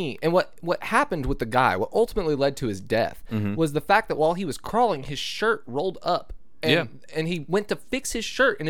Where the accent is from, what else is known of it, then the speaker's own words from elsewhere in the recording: Shawnee, Oklahoma, United States; I grew up in Shawnee.